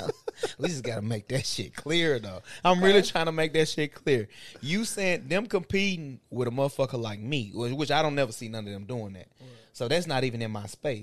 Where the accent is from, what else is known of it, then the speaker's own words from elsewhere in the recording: Bolivar, Tennessee, United States; we all Bolivar vets in this motherfucker. B-town veterans